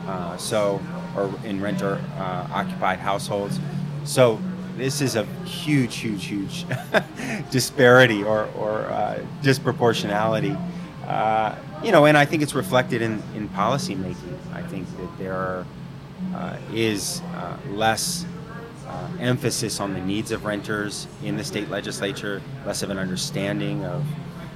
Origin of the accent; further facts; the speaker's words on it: the Bay Area, California, United States; I grew up in the Bay Area. My family's from here.